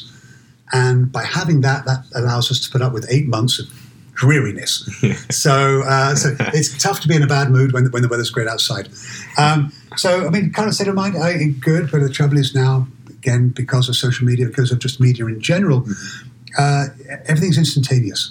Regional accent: London, United Kingdom; moved away as an adult; also born or lived in Oxford; now in Seattle, United States; I'm originally from London, born and raised in London

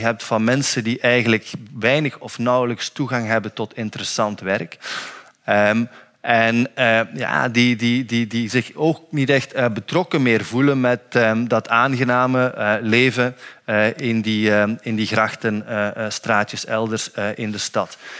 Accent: Flanders, Belgium; als Vlaming

